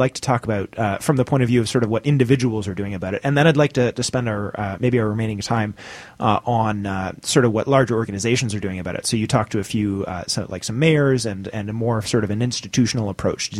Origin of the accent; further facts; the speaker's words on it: Canada; as a Canadian